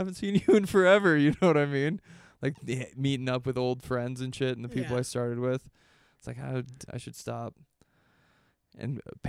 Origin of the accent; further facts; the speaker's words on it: Boise, Idaho, United States; I'm from Boise